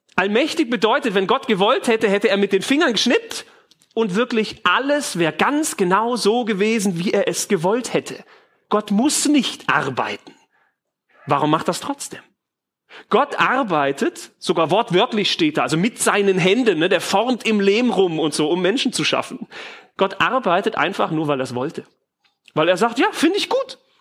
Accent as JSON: {"language": "German", "country": "Germany"}